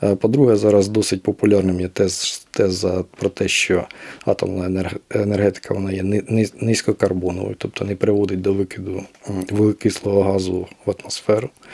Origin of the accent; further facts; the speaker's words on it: Kirovohrad Oblast, Ukraine; moved away; я сам з Кіровоградщини